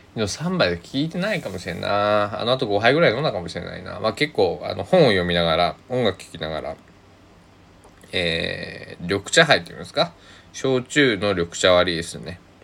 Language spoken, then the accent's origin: Japanese; Kochi, Japan; now in Takamatsu, Japan; 僕の生まれ育った高知県の方言